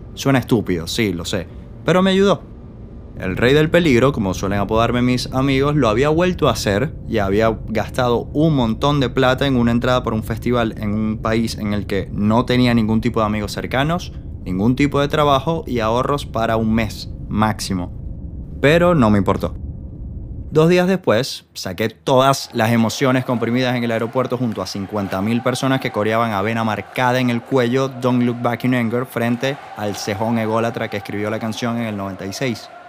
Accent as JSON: {"language": "Spanish", "country": "Venezuela", "moved": "as an adult", "said": "el aniversario de la última vez que estuve sobre suelo venezolano"}